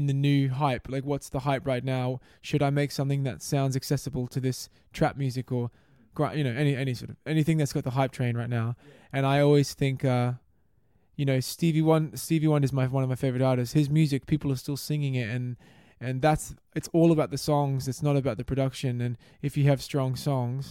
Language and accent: English; Brisbane, Queensland, Australia; moved away as an adult; also born or lived in New Zealand; now in London, United Kingdom; growing up in Brisbane, good weather, everyone's having barbecues